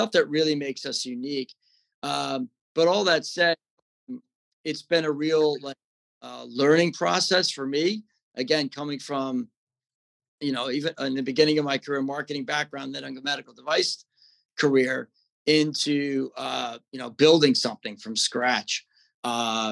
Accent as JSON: {"language": "English", "region": "Southern New Jersey", "country": "United States", "tie": "born or raised there", "also_born_or_lived": "Virginia / Manhattan", "moved": "as an adult", "said": "I grew up in Southern New Jersey on the shore, till about college"}